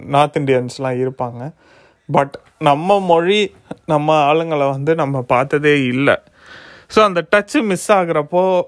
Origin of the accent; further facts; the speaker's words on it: Tiruchirappalli, Tamil Nadu, India; first language Tamil; moved away as an adult; also born or lived in Thanjavur; now in Germany; திருச்சி தஞ்சாவூரில் தான் பிறந்தேன் இப்போ திருச்சியில் தான் வளர்ந்தேன் அதுக்கப்புறம் இப்போ நான் ஜெர்மனியில் இருக்கேன்